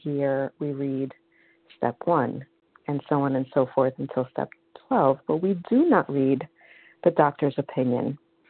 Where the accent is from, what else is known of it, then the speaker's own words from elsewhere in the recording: New York, United States; I'm from New York, and I'm a recovered compulsive eater.